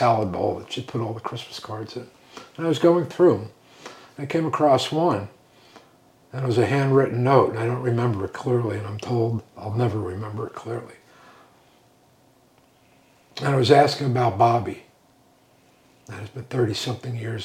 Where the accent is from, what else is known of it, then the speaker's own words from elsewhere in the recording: Northport, New York, United States; also born or lived in Brooklyn; I grew up on the North Shore of Long Island, a little town called Northport